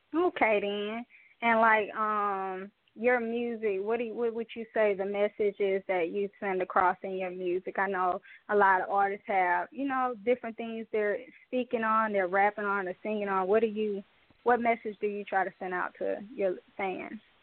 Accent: Mobile, Alabama, United States; all the way from Mobile, Alabama, my hometown

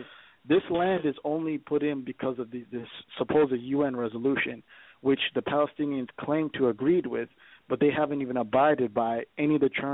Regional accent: Ethiopia; now in United States; I'm from Ethiopia, okay? I'm from Eastern Africa. I'm from that region.

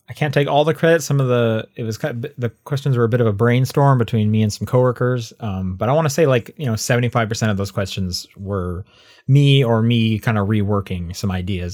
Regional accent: Canada; hey, you know, we're both Canadian.

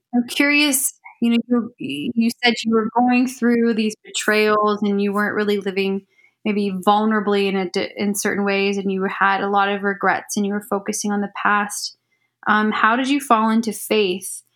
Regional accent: Ohio, United States; I'm from Ohio. Mm-hmm. Um, born and raised

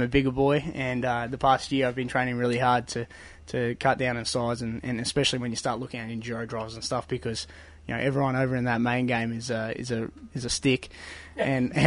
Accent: Bundaberg, Queensland, Australia; we are farmers from Bundaberg

